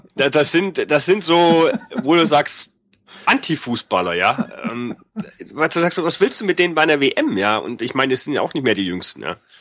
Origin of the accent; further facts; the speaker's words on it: Germany; als Deutscher